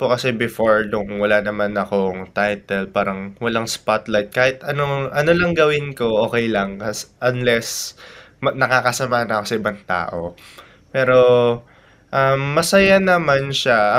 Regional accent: Tarlac, Central Luzon, Philippines; representing my hometown province Tarlac

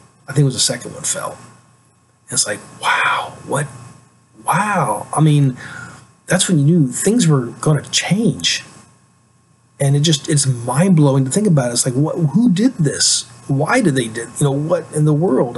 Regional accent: United States; as an American

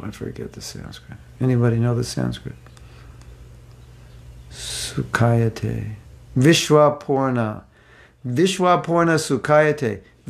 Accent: Mexico; I'm from Mexico, I chant Hare Krishna, from Mexico.

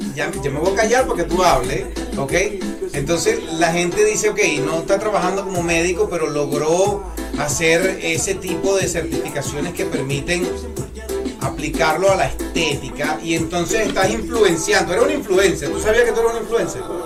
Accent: Puerto La Cruz, Anzoátegui, Venezuela; now in Florida, United States; mi tierra natal, Venezuela. Eh, Puerto La Cruz, Lechería

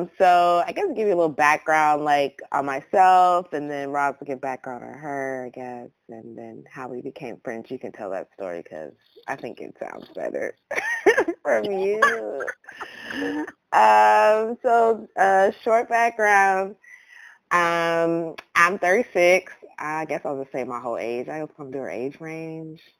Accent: Columbus, Ohio, United States; also born or lived in Atlanta, Georgia; now in Los Angeles, United States; I'm originally from Columbus, Ohio

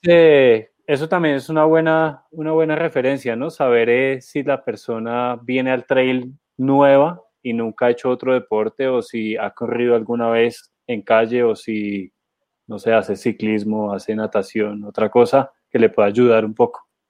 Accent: Colombia; nosotros como colombianos

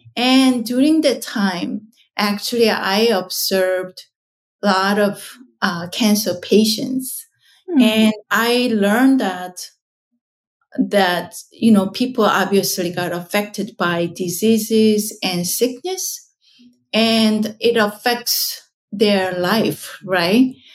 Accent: South Korea; moved away; so I was born in South Korea

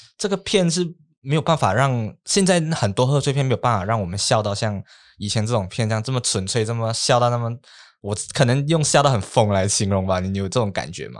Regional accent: Malaysia; 我们在马来西亚华人

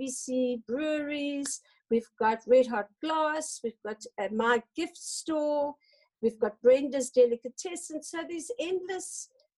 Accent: Paarl, Western Cape, South Africa; I grew up on Fairview Wine Estate

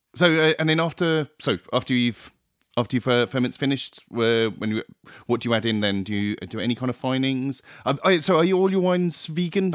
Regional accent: Plymouth, South West England, United Kingdom; I grew up in Plymouth

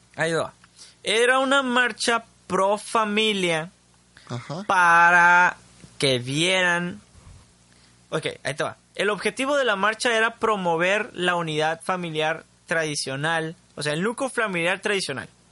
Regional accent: Mexico

